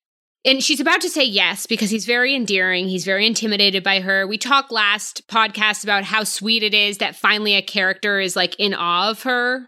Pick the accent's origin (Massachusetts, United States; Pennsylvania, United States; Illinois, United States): Massachusetts, United States; right outside of Boston; I'm from right outside of Boston.